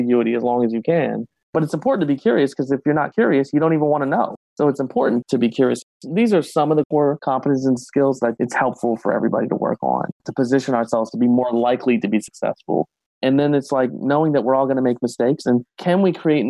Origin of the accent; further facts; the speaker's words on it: Ohio, United States; moved away; I'm from Ohio originally